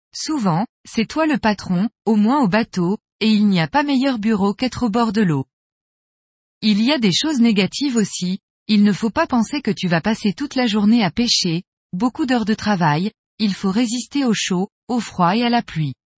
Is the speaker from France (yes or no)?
no; Spain; moved away as an adult; now in Colombia; Je suis espagnol de naissance